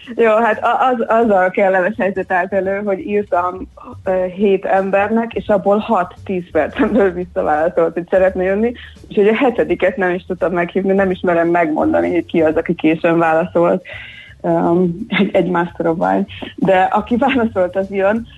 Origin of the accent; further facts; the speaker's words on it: Hungary; also born or lived in England; amikor hazaköltöztem Angliából, akkor már az angol projektemet kvázi hazaköltöztettem Somlóra